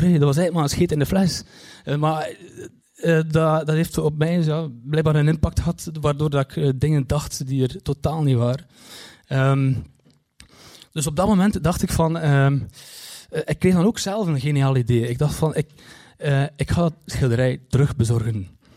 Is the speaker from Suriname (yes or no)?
no; Kortrijk, Flanders, Belgium; ik kom uit Kortrijk